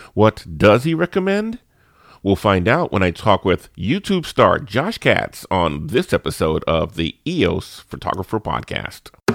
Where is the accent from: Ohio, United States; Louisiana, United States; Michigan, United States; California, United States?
Louisiana, United States; New Orleans; my hometown of New Orleans